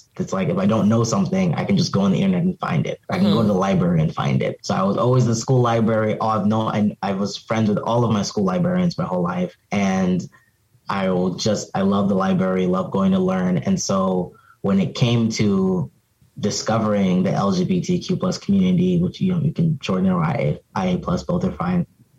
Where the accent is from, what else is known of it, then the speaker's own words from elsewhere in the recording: Cameroon; also born or lived in Arizona, United States; now in Philadelphia, United States; So, I'm from Cameroon. My parents, you know, my brothers, I'm a first generation born in America, but I went to boarding school in Cameroon. And then I came back here.